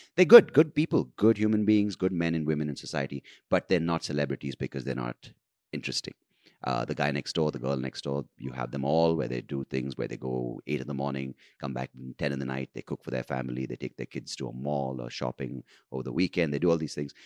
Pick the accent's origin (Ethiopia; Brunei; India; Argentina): India